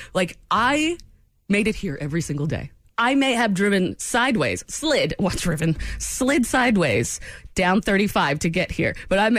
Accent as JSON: {"language": "English", "region": "New England", "country": "United States", "moved": "yes", "said": "I'm from New England"}